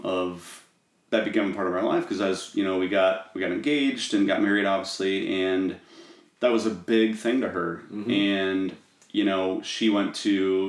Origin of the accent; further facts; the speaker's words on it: Norwalk, United States; I grew up in Norwalk